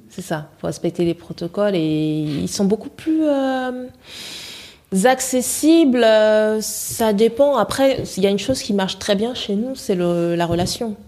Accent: Gabon; je suis gabonaise

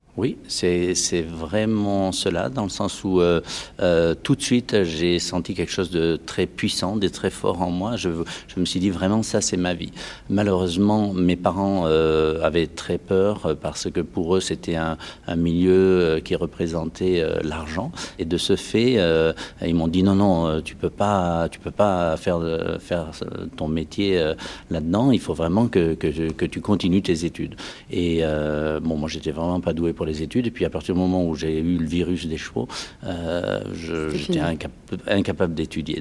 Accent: Dordogne, Nouvelle-Aquitaine, France; je suis originaire de la Dordogne

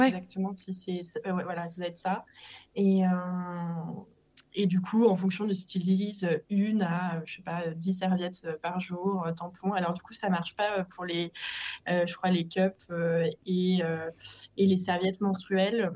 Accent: Annecy, Auvergne-Rhône-Alpes, France; je suis originaire d'Annecy où je vis actuellement

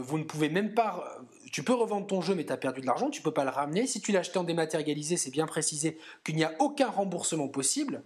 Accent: southern France, France; nous qui sommes deux sudistes

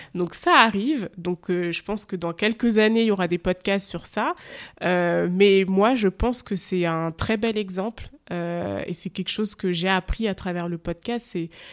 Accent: France; je suis née dans un, en France

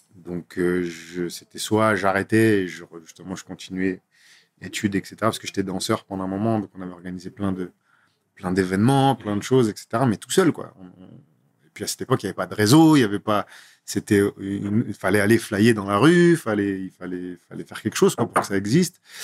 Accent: Grenoble, Auvergne-Rhône-Alpes, France; moved away as an adult; also born or lived in Nantes; now in Paris, France; je suis né à Grenoble. Donc euh, Grenoble, pour ceux qui ne voient pas, c'est en dessous de Lyon, entre, entre Lyon et, et Montélimar. Mm-hmm. Euh, j'ai grandi là-bas, j'ai passé 19 ans de ma vie là-bas

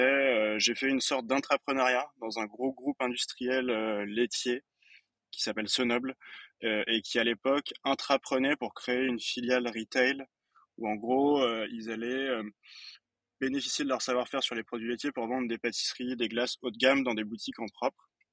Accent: Fontainebleau, Île-de-France, France; Je viens de Fontainebleau, précisément

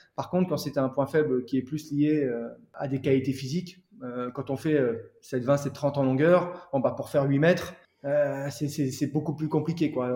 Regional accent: Calais, Hauts-de-France, France; je suis originaire de Calais

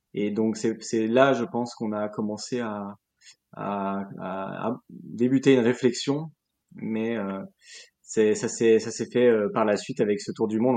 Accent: Lyon, Auvergne-Rhône-Alpes, France; also born or lived in Burgundy; now in Arras, France; Je suis originaire de Lyon, mais j'ai grandi, euh, enfin, j'ai habité pendant huit ans en Bourgogne

